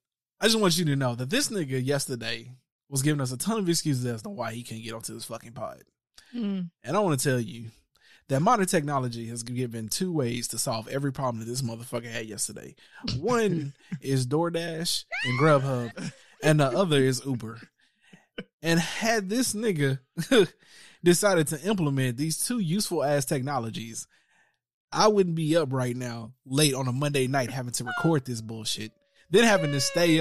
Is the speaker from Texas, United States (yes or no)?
yes; Texas, United States; moved away; I'm from Texas